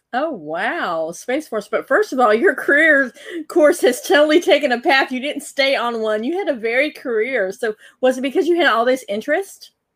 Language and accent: English; North Carolina, United States; I'm a North Carolina native